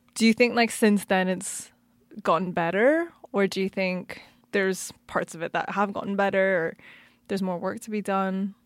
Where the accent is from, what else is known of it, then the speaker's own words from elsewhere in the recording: Canada; now in London, United Kingdom; I'm a British citizen now, but I was Canadian